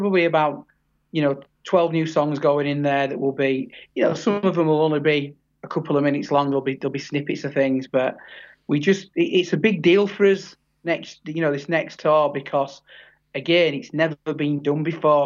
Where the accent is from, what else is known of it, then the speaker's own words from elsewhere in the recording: Yorkshire and the Humber, United Kingdom; I'm from Yorkshire. I'm from the area where the Full Monty film was made